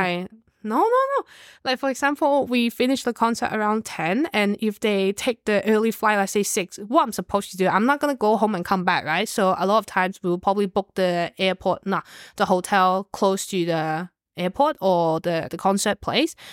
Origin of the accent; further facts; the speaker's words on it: Hong Kong; moved away; I'm from Hong Kong